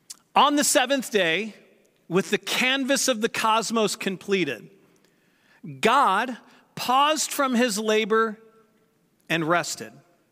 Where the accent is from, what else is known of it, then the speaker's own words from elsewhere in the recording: St. Louis, Missouri, United States; So the house I grew up in St. Louis, my parents have since moved from that house, and I never lived in the one that they're in now.